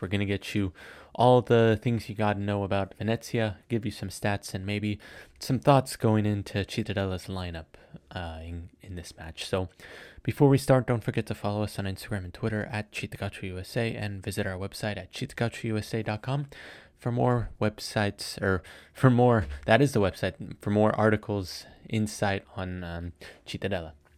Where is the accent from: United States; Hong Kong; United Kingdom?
United States; I am American